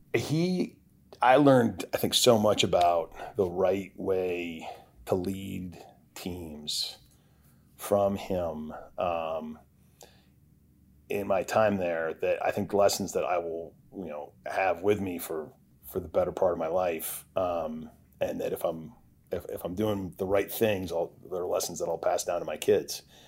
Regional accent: Montpelier, Vermont, United States; moved away; grew up in, in Montpelier, Vermont

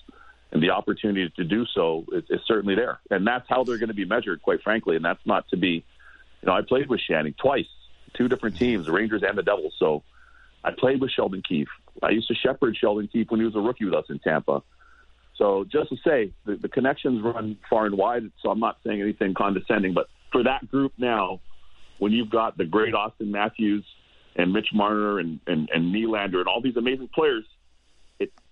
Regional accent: Toronto, Ontario, Canada; moved away; I was born and raised in Toronto

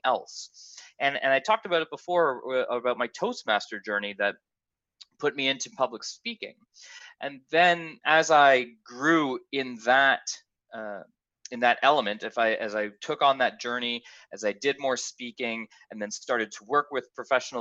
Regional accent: Canada; accent: Canadian; I'm Canadian, if you haven't heard from the accent.

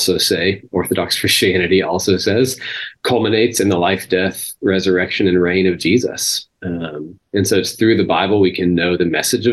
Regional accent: Texas, United States; I grew up in Texas, grew up in a religious culture

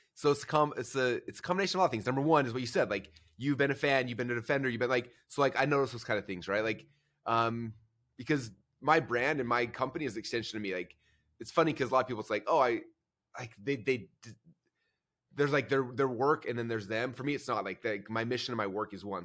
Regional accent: Boise, Idaho, United States; I'm from Boise, Idaho

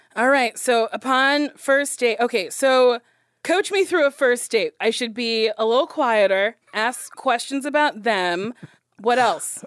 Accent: Middletown, New Jersey, United States; I'm from Middletown, New Jersey.

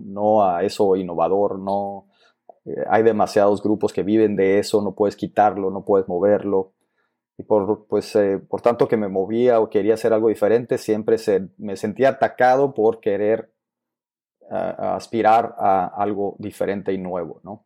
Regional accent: Agua Prieta, Sonora, Mexico; moved away; Vengo de un pueblo de Sonora que se llama Guaprieta, Sonora, que está en el norte, es frontera.

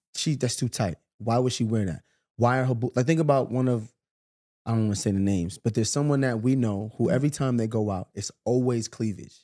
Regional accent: New York, United States; I grew up in New York.

